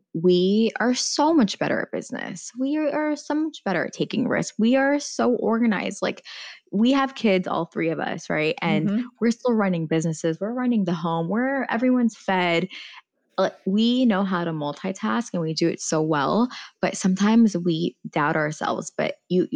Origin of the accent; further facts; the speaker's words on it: United States; first language Farsi; English is a second language; I'm not just American, but I'm Iranian American